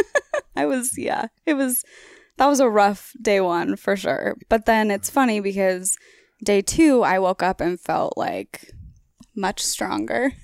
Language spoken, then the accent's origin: English; Oregon, United States; I'm from Oregon